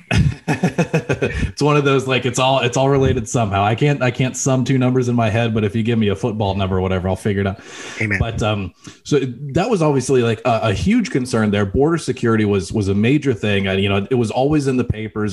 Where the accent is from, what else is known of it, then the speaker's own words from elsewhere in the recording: El Paso, Texas, United States; moved away; I grew up in El Paso. I spent middle school and high school in El Paso, Texas